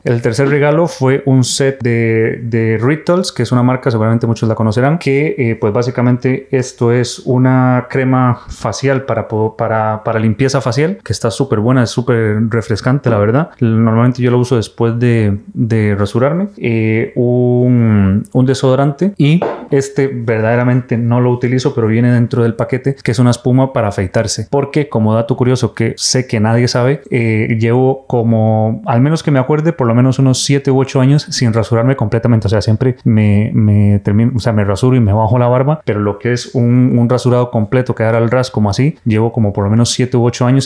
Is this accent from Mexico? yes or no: no; Costa Rica; now in Spain; soy de Costa Rica